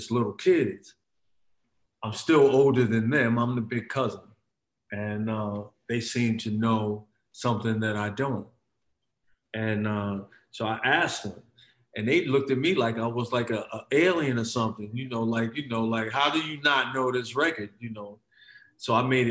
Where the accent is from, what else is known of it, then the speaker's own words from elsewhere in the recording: Paterson, New Jersey, United States; moved away as an adult; also born or lived in East Windsor, New Jersey / New York; I was born in Patterson. I moved to from Patterson. We moved from Patterson to Central New Jersey when I was about 12 years old